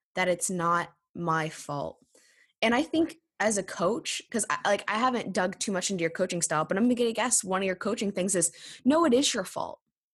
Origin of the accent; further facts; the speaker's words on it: Indiana, United States; I'm from Indiana.